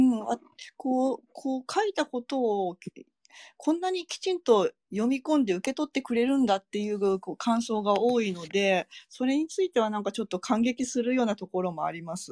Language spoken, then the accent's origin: Japanese; Hiroshima, Japan; now in Iwaki, Japan; 自分広島で育ってるから